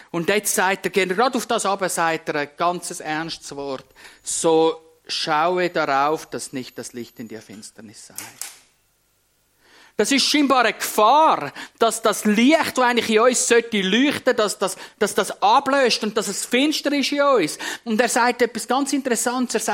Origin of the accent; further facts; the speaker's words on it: Switzerland; Als, als Schweizer wenn wir glänzen, als Prediger wenn wir glänzen